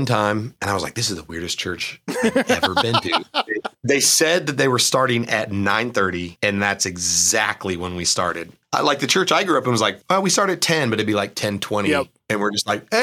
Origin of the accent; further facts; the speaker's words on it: the Northwest, Pacific Northwest, United States; moved away as an adult; now in Charlotte, United States; where I grew up in the Northwest